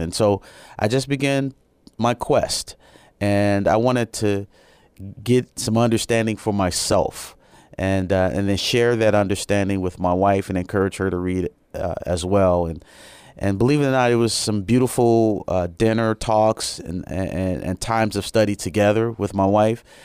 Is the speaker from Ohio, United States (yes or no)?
no; Chicago, Illinois, United States; moved away as an adult; also born or lived in Japan; I'm originally from Chicago, Illinois